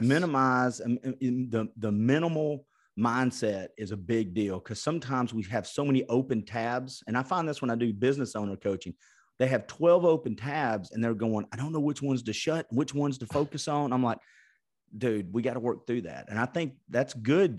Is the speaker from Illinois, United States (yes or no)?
no; Chattanooga, Tennessee, United States; Chattanooga, Tennessee